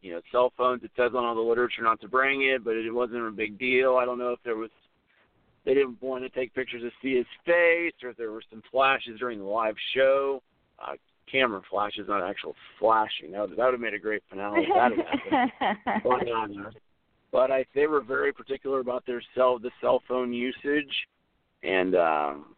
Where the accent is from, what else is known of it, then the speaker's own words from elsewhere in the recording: Ohio, United States; I was from Ohio